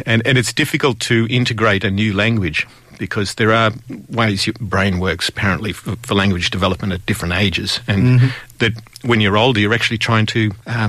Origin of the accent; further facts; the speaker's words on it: Australia; moved away as an adult; now in Korea; I'm an Australian, right?